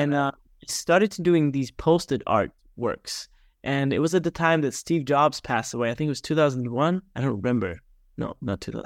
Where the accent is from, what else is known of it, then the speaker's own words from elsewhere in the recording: small town outside of Regensburg, Bavaria, Germany; now in Naples, Florida, United States; born and raised in Germany, grew up in a small town outside of Regensburg, which is about a hundred miles north of Munich